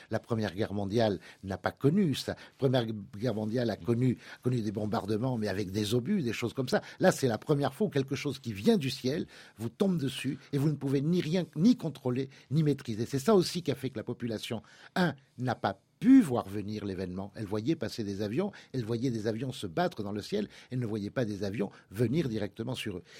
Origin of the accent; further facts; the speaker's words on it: France; lorsque l'on est français